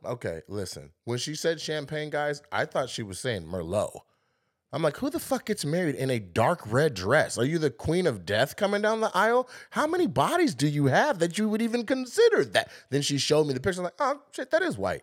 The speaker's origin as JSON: {"language": "English", "town": "Lacey", "region": "Washington", "country": "United States", "tie": "born or raised there", "said": "I'm a kid from Lacey"}